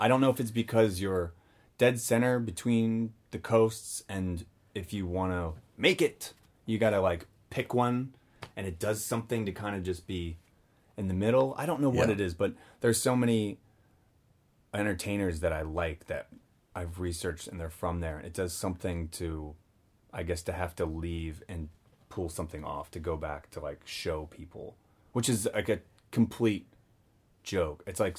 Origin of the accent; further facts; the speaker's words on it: Cincinnati, Ohio, United States; moved away; I grew up in Cincinnati.